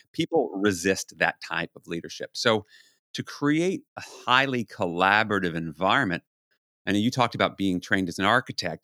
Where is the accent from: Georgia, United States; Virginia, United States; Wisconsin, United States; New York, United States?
New York, United States; New York City; born or raised there